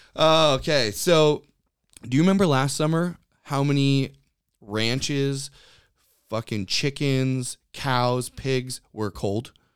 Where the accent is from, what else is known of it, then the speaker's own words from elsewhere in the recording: Western Washington, United States; also born or lived in Norway (ancestry); my family has been in this area